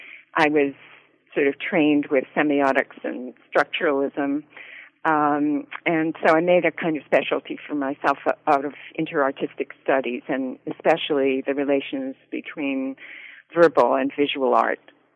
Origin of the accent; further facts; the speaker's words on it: Canada; moved away as an adult; also born or lived in Winnipeg / Ottawa / London; now in United States; Born and raised in Canada. I lived in Winnipeg and Ottawa, and I went to McGill for my first degree, and then I went to Yale, and I've been in the States ever since